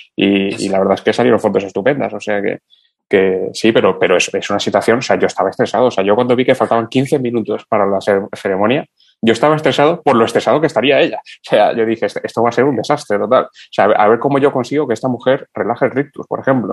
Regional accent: Cuba; moved away; yo de niño, aún en Cuba

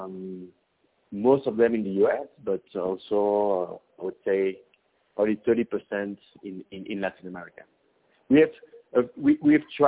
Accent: Belgium; moved away as an adult; now in Mexico; I'm actually from Belgium in Europe, and mm-hmm. I moved into Mexico 15 years ago

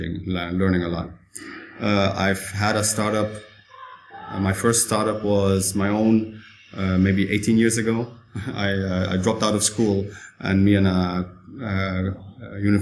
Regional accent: Netherlands; now in Shanghai, China; I'm from the Netherlands, although my dad is Italian

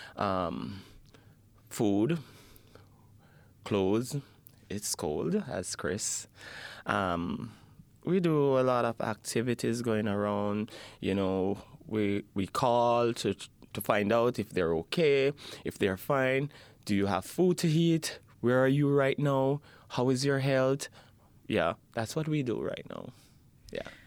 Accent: Jamaica; now in Edmonton, Canada; I'm from Jamaica.

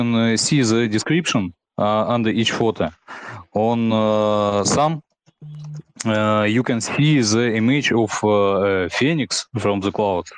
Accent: Saint Petersburg, Russia; English is a second language; I'm from Russia, St. Petersburg

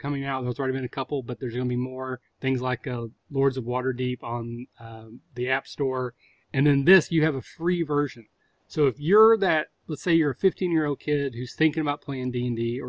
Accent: Southern Ohio, United States; I'm from Southern Ohio where you say Coke and that actually means soda

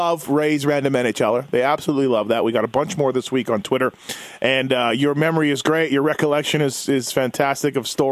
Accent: Winnipeg, Manitoba, Canada; growing up in Winnipeg

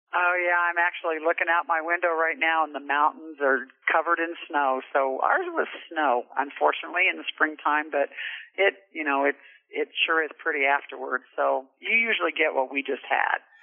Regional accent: Lyons, Kansas, United States; moved away as an adult; also born or lived in Emporia, Kansas; now in Casper, United States; I was born and raised in Lyons, Kansas, little little small town right in the middle of the state

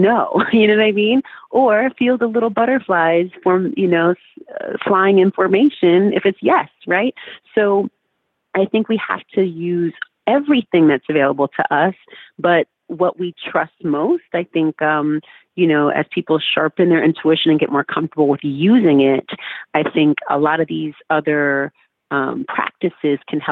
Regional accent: Oakland, California, United States; I grew up in California

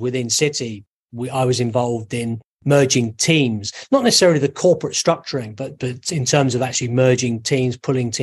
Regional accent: London, United Kingdom; moved away as an adult; also born or lived in Valencia, Spain; now in Barcelona, Spain; I went back to London, which is my hometown

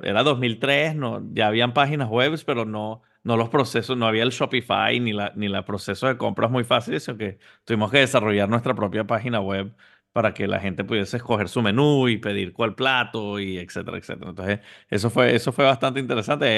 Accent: Venezuela; moved away as an adult; also born or lived in Houston, Texas; now in Miami, United States; originalmente nací en Houston, Texas, pero, pero a una temprana edad mis papás estaban estudiando en Estados Unidos y, me mudé a Venezuela a los seis años. Desde los seis hasta los 24 estuve en Venezuela

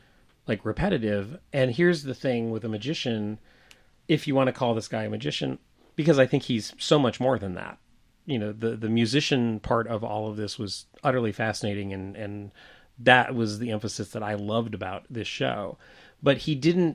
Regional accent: Deep South, United States; I probably heard those songs almost every day of my life. In the time that I grew up in the Deep South.

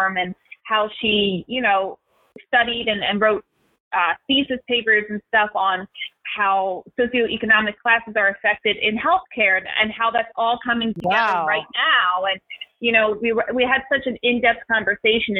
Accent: Philadelphia, Pennsylvania, United States; I'm from Philadelphia, I'm from the East Coast

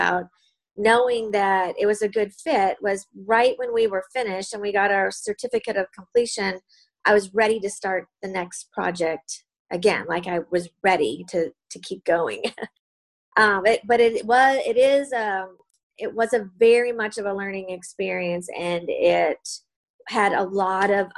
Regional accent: Southwest Minnesota, United States; also born or lived in Dallas, Texas; now in Naples, United States; I grew up in Midwest Minnesota, or, you know, in Minnesota, Southwest Minnesota

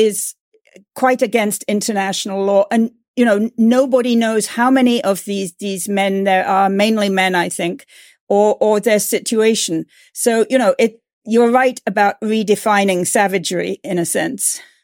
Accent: England, United Kingdom; now in United States; as an English person

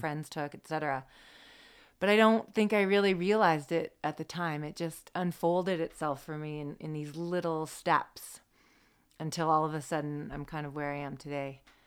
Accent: the Cascades, Washington, United States; I grew up in the Cascades

